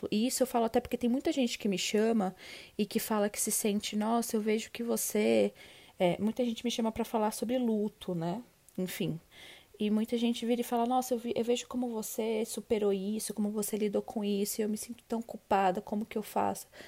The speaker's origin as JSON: {"language": "Portuguese", "region": "São Paulo", "country": "Brazil", "said": "Desculpa, sou paulistana."}